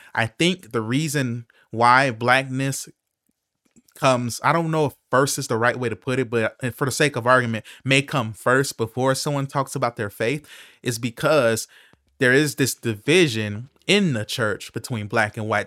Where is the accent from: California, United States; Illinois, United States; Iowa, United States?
Illinois, United States; Chicago